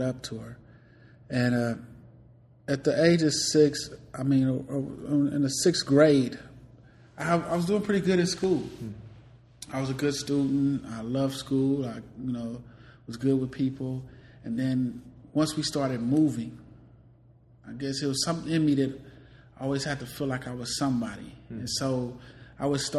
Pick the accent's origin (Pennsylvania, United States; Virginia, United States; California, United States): California, United States; Richmond; also born or lived in Decatur, Illinois, United States; I'm originally from Decatur, Illinois. I moved to Richmond, California at the age of six